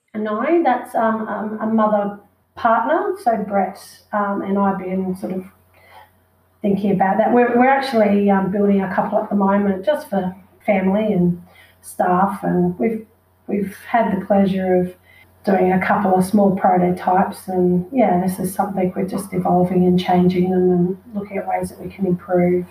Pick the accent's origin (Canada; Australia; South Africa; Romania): Australia; Noosa, Queensland; growing up in Noosa